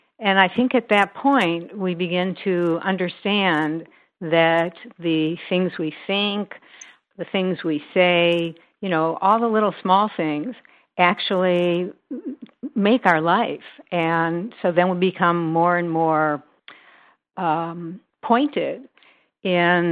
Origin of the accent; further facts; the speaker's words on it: Midwest, United States; moved away as an adult; also born or lived in Northern California; now in Southern California, United States; growing up in the Midwest